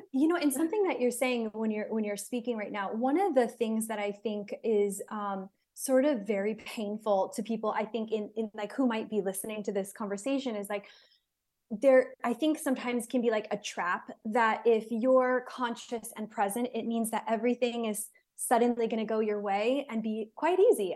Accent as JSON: {"language": "English", "country": "United States", "also_born_or_lived": "Israel", "moved": "yes", "said": "I'm American"}